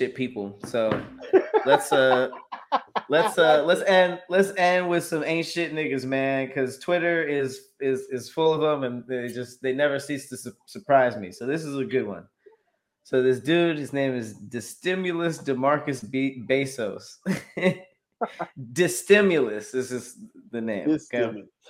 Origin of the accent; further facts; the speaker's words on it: Los Angeles, California, United States; I'm from Los Angeles. Like I grew up around Mexican people